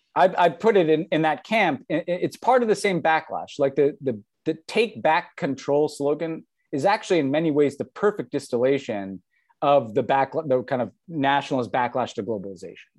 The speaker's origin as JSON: {"language": "English", "country": "United States"}